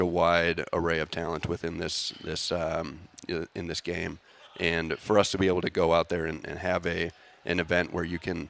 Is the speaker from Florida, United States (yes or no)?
no; Bloomington, Minnesota, United States; moved away as an adult; I grew up here in Minnesota, grew up in Bloomington